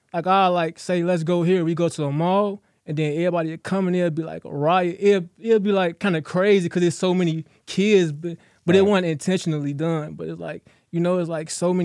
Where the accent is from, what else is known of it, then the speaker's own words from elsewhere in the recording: Chicago, Illinois, United States; moved away; also born or lived in Atlanta; I was raised in Chicago and then I moved to Atlanta.